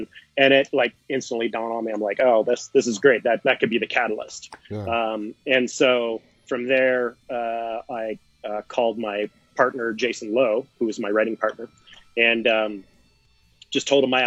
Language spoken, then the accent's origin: English; Seattle, Washington, United States; I come from the Pacific Northwest up in Seattle, Washington, Oregon, Idaho area.